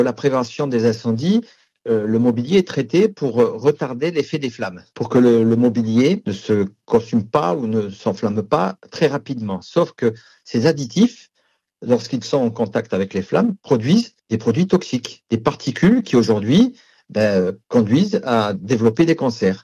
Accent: France; Chez nous, en France

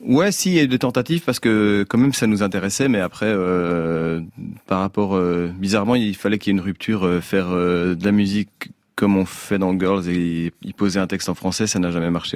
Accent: Braine-l'Alleud, Wallonia, Belgium; moved away as an adult; now in Brussels, Belgium; je suis originaire de, de Brennaleux, donc un village, une petite ville à 20 km de Bruxelles.

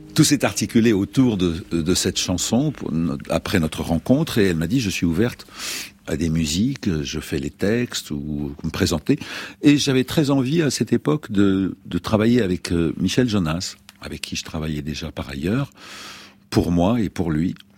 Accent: Lebanon; moved away; quand j'étais beaucoup plus jeune, au Liban, je suis né au Liban

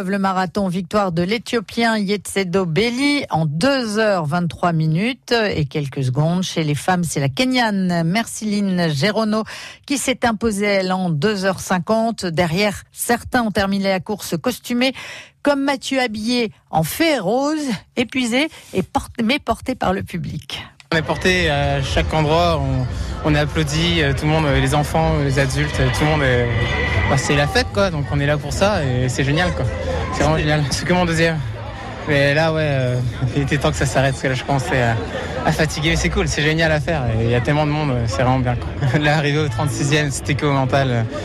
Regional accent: Namur, Wallonia, Belgium; On vient de Belgique, d'un de Namur.

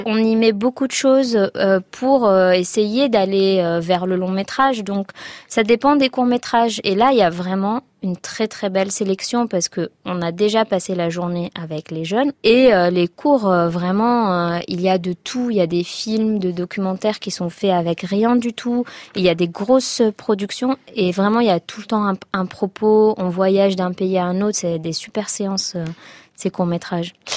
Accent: Tunisia; j'ai aimé hein, mon enfance en Tunisie

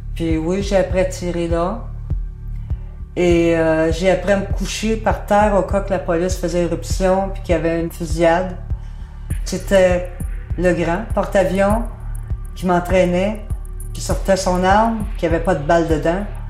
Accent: Canada; moved away; also born or lived in France; J'ai rentré au Canada, je suis partie de France

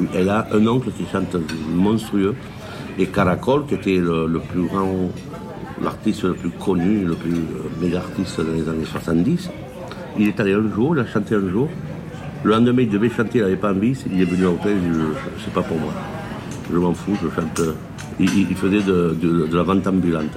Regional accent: Nîmes, Occitania, France; also born or lived in Andalusia (parents); mes parents sont andalous, je suis né à Nîmes

